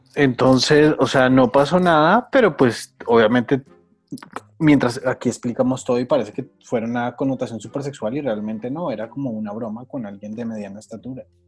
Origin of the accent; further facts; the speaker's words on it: Monterrey, Nuevo León, Mexico; mi tierra